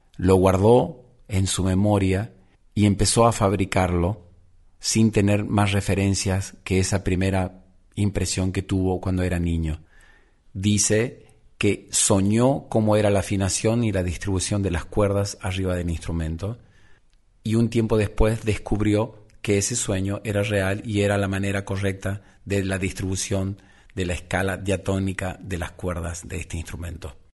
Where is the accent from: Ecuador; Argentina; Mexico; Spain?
Argentina; Misiones; moved away; mi lugar de origen